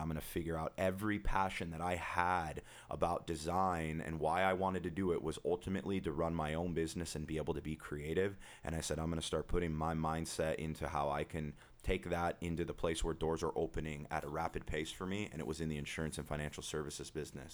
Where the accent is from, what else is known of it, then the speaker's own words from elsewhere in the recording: Huntington Beach, California, United States; born and raised in Huntington Beach